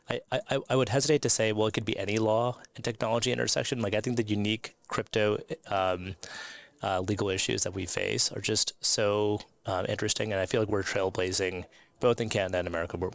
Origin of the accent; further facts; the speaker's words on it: United States; and I'm an American lawyer, so I was in Washington, D.C., and I was working at the U.S. Securities and Exchange Commission.